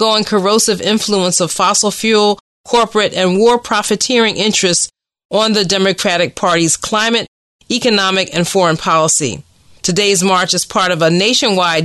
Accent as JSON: {"language": "English", "town": "Philadelphia", "region": "Pennsylvania", "country": "United States", "tie": "born or raised there", "said": "my hometown of Philadelphia"}